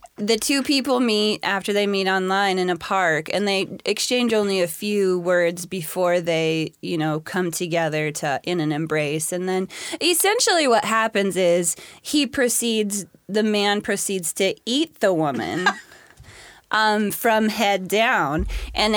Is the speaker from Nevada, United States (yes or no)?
no; Spokane, Federal Way, Washington, United States; also born or lived in California; I went to middle school down in California, and I went to high school at Federal Way High